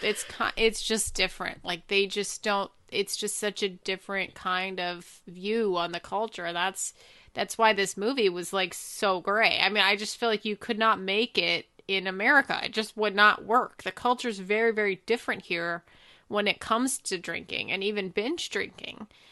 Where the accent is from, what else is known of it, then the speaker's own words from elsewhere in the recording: United States; as an American